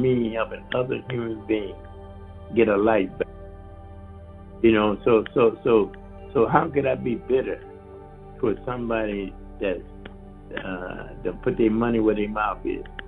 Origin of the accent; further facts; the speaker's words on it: Flint, Michigan, United States; Flint, my hometown